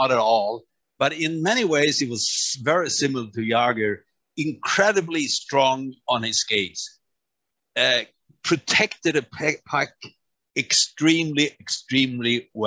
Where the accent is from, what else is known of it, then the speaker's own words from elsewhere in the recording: Örnsköldsvik, Västernorrland County, Sweden; moved away; From my hometown